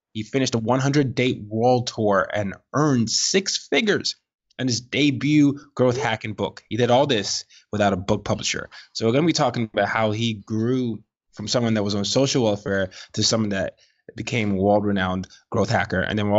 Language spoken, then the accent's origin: English; Nigeria; now in United States; I'm a Nigerian